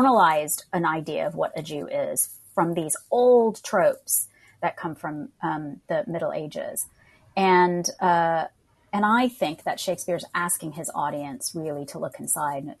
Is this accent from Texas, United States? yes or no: yes; Harris County, Texas, United States; accent: American; moved away as an adult; also born or lived in Pakistan; now in London, United Kingdom; from Harris County, Texas, via Pakistan